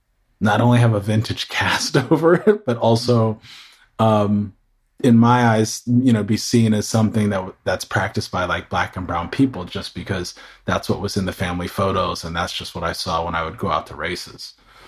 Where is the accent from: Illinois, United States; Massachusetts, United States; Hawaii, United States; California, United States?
California, United States; San Diego; also born or lived in Houston, United States / New York, United States / North Carolina, United States; But I grew up around the United States, early childhood in Southern California, south of here in San Diego. And also after that, spent time in Texas, in Houston, Texas, and then upstate New York.